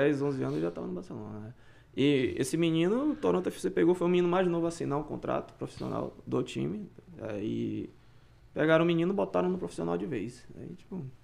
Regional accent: Brazil; now in Canada

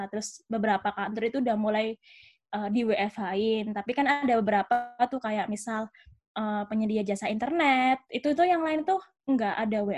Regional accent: Malang, East Java, Indonesia; Ya, uh, aku asalnya dari Malang.

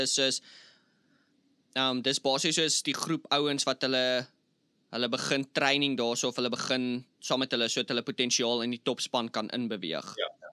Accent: South Africa; moved away; ek's van Suid-Afrika.

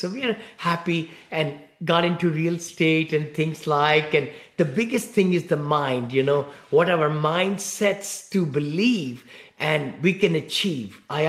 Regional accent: India; moved away as an adult; also born or lived in Ohio, United States; now in Danville, United States; I live in the Bay Area, right here near San Francisco in Danville, Blackhawk. And I came from India from many years back. I grew up in one-bedroom apartment, you know, with six siblings

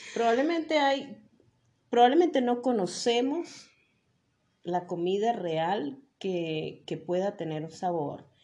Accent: Mérida, Venezuela; todos los merideños somos italianos

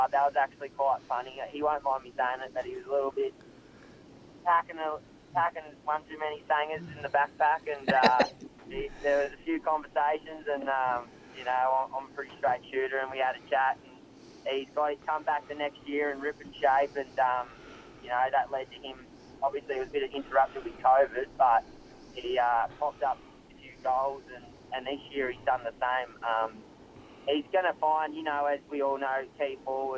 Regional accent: Albury, New South Wales, Australia; moved away as an adult; grew up in West Albury

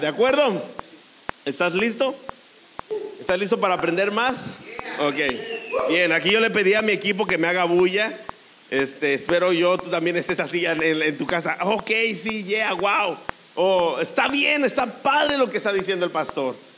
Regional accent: Mexico; nosotros como mexicanos

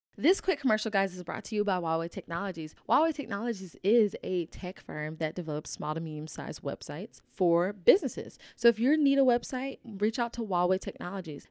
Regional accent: Atlanta, Georgia, United States; I am from Atlanta as well

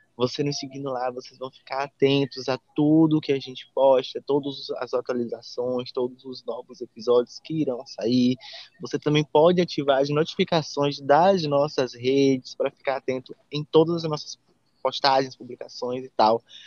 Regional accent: Salvador, Bahia, Brazil; Nós somos de Salvador, somos da Bahia

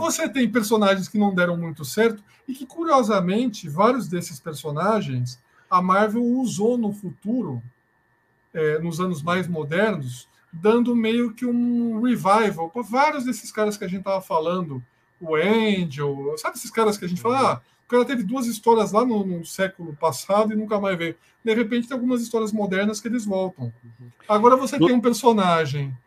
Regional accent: Brazil; a gente, como é brasileiro

